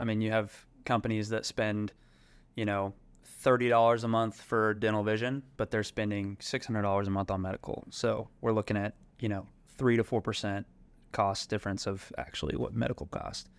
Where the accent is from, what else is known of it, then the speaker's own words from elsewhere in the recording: Fort Worth, Texas, United States; I grew up in Fort Worth, Texas